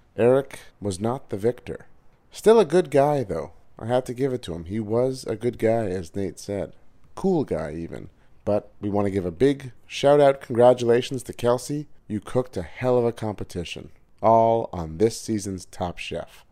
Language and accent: English; Montreal, Quebec, Canada; recording from Montreal, Canada, my hometown.